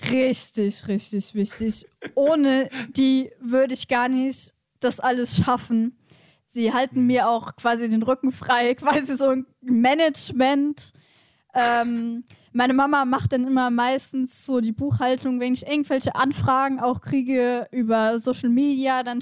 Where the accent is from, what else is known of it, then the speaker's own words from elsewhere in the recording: Westerwald, Rhineland-Palatinate, Germany; also born or lived in Mainz; aufgewachsen hier im Westerwald, geboren in Mainz.